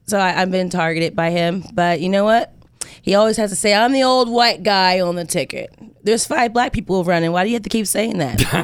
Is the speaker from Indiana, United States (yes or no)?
yes; Indiana, United States; I'm from Indiana.